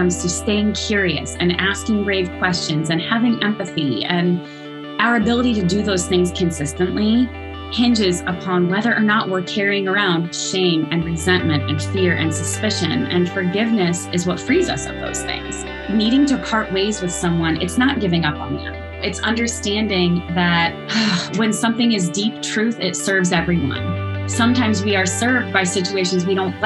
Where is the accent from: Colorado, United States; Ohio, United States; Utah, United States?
Ohio, United States; also born or lived in Nashville, Tennessee; I come from various small towns in Ohio and lived for a while in Nashville when I was a little older than five, but that was a formative time of my childhood as well